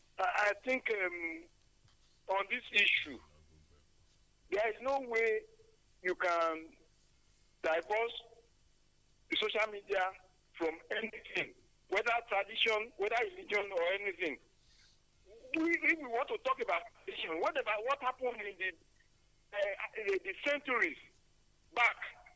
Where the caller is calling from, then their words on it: Nigeria; I'm calling from Sango.